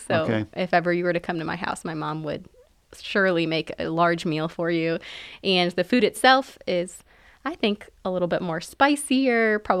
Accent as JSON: {"language": "English", "region": "New York", "country": "United States", "tie": "born or raised there", "also_born_or_lived": "Egypt", "said": "well, in Egypt, we lived in more of a city, so it was hustle and bustle, and similar to my growing up in New York"}